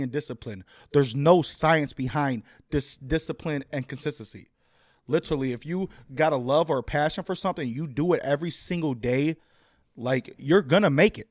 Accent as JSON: {"language": "English", "town": "Chicago", "region": "Illinois", "country": "United States", "tie": "born or raised there", "moved": "yes", "said": "I'm from Humble Park, which is the northwest side of Chicago"}